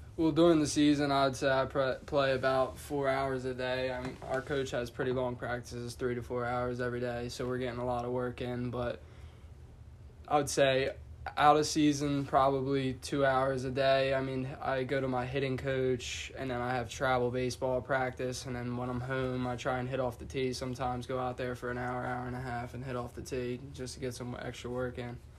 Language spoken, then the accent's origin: English; Middle Township, New Jersey, United States; I grew up here in Middle Township. Went to high school all four years at Middle Township